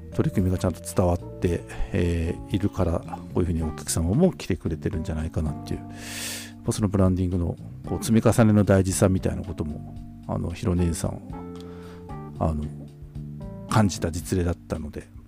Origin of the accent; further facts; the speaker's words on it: Tokachi, Hokkaido, Japan; 私たちの地元あの十勝